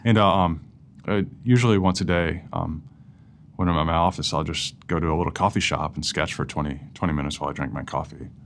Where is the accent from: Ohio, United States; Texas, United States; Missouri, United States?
Missouri, United States; St. Louis; also born or lived in Columbia, Missouri; I grew up in St. Louis